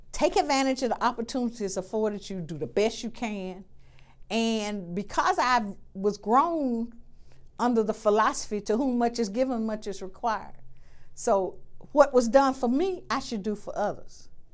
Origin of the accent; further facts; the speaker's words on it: Selma, Alabama, United States; I'm from Selma. Born and raised right there.